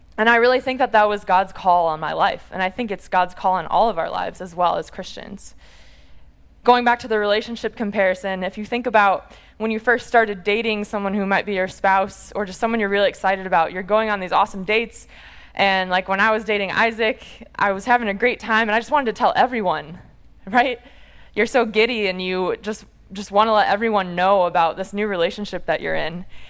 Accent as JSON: {"language": "English", "town": "Munster", "region": "Indiana", "country": "United States", "tie": "born or raised there", "said": "I'm from the Chicago area originally and from a small town called Munster in northwest Indiana"}